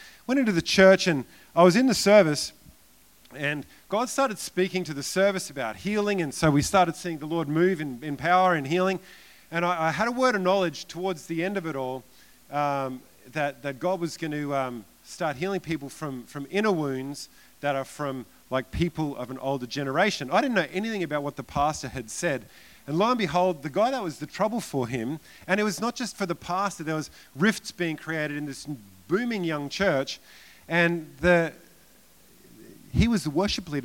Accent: Queensland, Australia; I'm from Australia

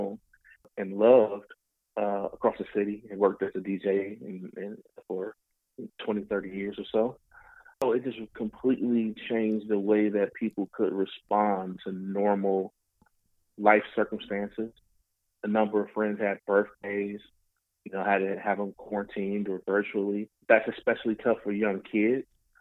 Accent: Detroit, Michigan, United States; I'm from Detroit, native Detroiter

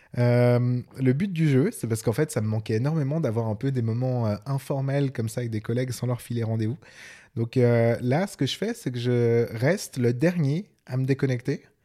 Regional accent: Switzerland; accent: Swiss; mon accent suisse en anglais

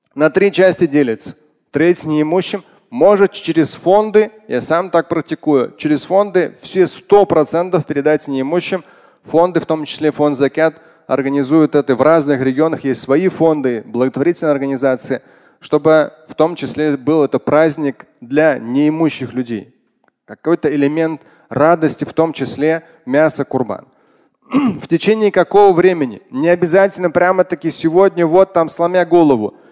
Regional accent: Moscow, Russia; Я сам родился в Москве

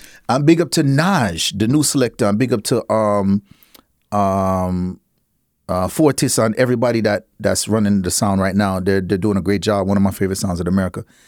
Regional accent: Miami, Florida, United States; also born or lived in Half Way Tree, Jamaica / Connecticut / Brooklyn, New York; growing up in Miami where it's just a real, even though I grew up in the the, the hardcore Jamaican side of Miami. I grew up in this area named Carroll City

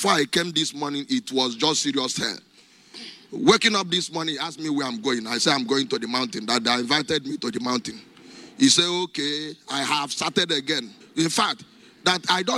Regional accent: Anambra, Nigeria; I come from Anambra State, Nigeria.

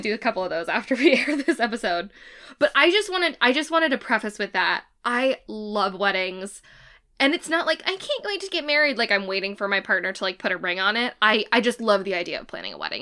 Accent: United States; we are American

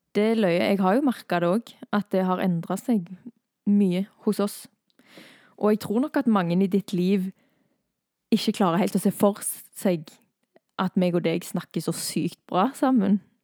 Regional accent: Thailand; now in Norway; jeg har vokst opp i Thailand

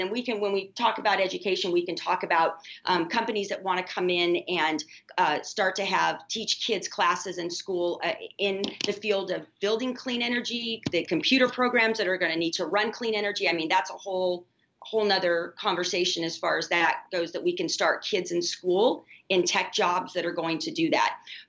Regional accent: Midwest, United States; I'm from the Midwest, so I love that the 31st makes up actually a huge part of the congressional 8th.

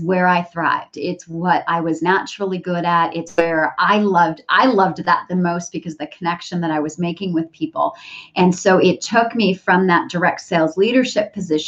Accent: Canada; moved away as an adult; now in San Diego, United States; I'm originally Canadian and we moved down to the San Diego area

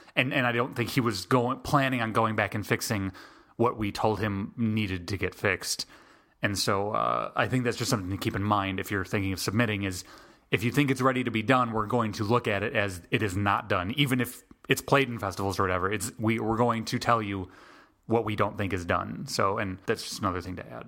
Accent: Chicago, Illinois, United States; now in Atlanta, United States; I am originally from Chicago, but I came down, I moved down to Atlanta

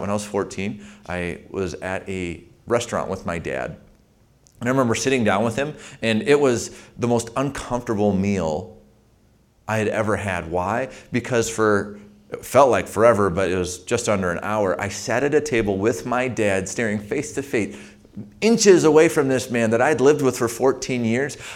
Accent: Saint Paul, Minnesota, United States; I grew up in Saint Paul, Minnesota

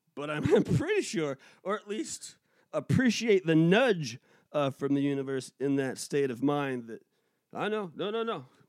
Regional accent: Pacific Northwest, United States; moved away; also born or lived in New England; I'm from the Pacific Northwest

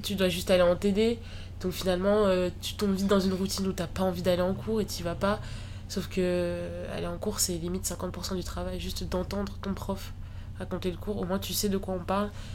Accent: Tours, Centre-Val de Loire, France; moved away as an adult; now in Paris, France; je viens de Tours

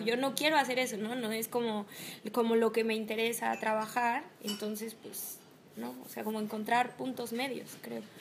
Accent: Mexico; En México tenemos eh, materias obligatorias y materias optativas, que nosotros los dos estudiamos en la UNAM

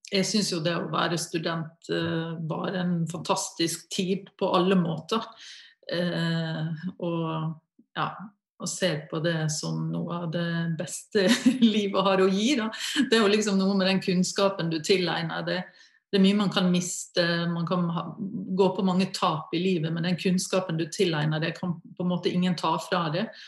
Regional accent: Møre og Romsdal, Norway; Rent naturmessig eh, så har jo Oslo-området ingenting å stille opp med i forhold til Sunnmørsalpene og ja, i det hele tatt naturen hjemme, da.

